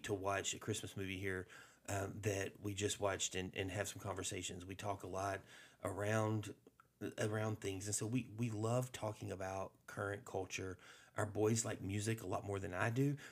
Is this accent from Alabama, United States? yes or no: yes; Alabama, United States; I grew up in Alabama